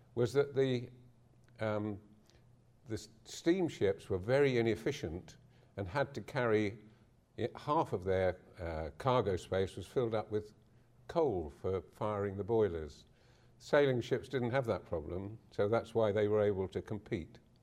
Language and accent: English; London, United Kingdom; now in Harwich, United Kingdom; me, of Harwich, Essex, but I was born in Deptford in nineteen thirty-six